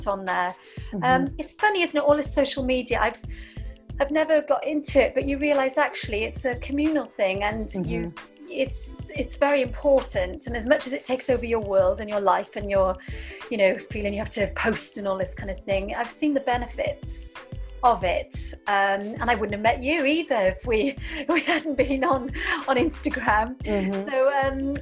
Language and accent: English; Wales, United Kingdom; I'm Welsh. We love chatting in Wales